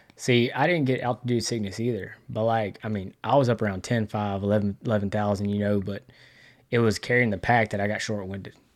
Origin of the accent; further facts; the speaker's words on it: Texas, United States; I'm from Texas